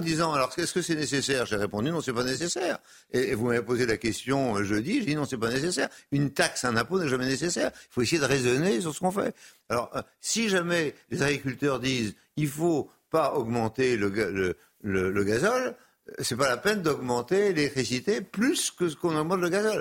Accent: Brittany, France; je suis de l'Ouest, parce que je suis breton

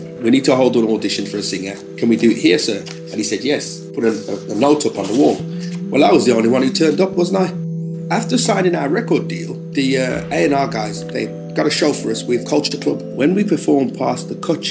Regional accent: Birmingham, West Midlands, United Kingdom; The area that I grew up in Birmingham, is a place called Neechels.

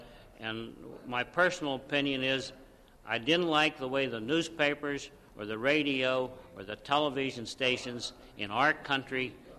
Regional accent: Harrisburg, Pennsylvania, United States; I'm from Harrisburg, Pennsylvania

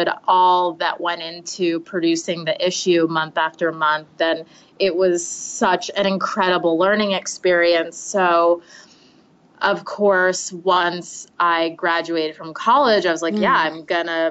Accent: Westchester, New York, United States; moved away as an adult; now in Manhattan, United States; I'm originally from Westchester, New York, which is the suburbs about an hour outside of the city

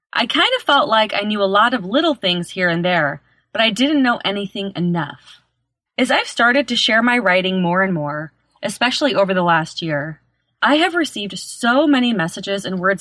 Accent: Chicago, Illinois, United States; now in Los Angeles, United States; I was born and raised in Chicago, but I now live in Los Angeles

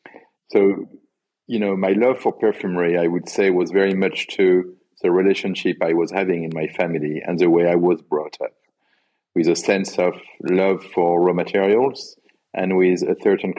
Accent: Grasse, Provence-Alpes-Côte d'Azur, France; also born or lived in Paris; So, you know, I grew up in Grasse in the south of France.

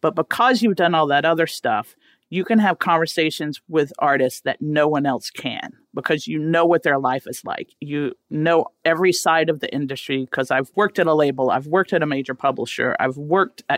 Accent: rural Louisiana, United States; I grew up in Louisiana, rural Louisiana, not New Orleans or anything like that.

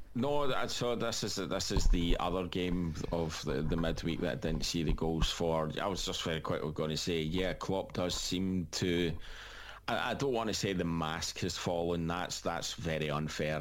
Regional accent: Scotland, United Kingdom; as a Scot

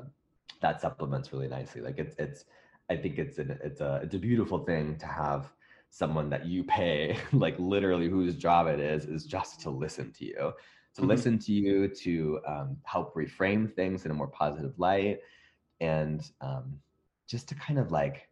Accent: Midwest, United States; now in Los Angeles, United States; I'm from the Midwest

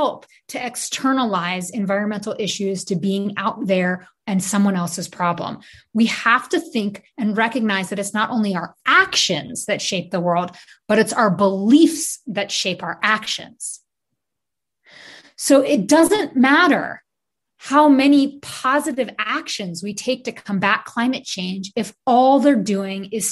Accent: New York City, New York, United States; I grew up in Brooklyn

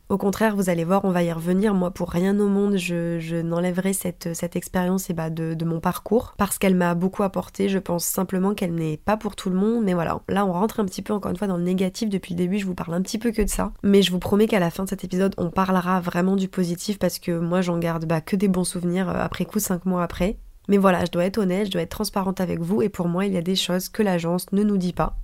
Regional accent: France; moved away as an adult; also born or lived in San Francisco area, United States; Bastien et moi on est partis le même jour de France

